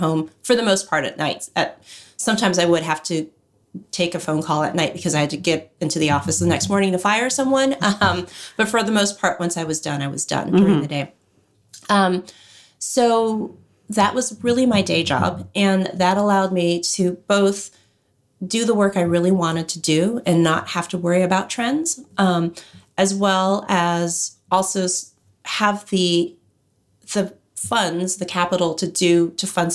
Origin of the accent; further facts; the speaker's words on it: Los Angeles, California, United States; I grew up in Los Angeles